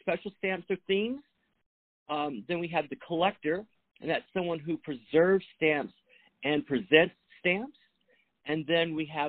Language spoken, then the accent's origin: English; the South, United States; I'm from the South, so we say Coke